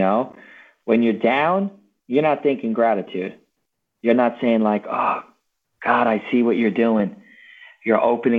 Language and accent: English; Long Island, New York, United States; I'm a Guido from Long Island, man.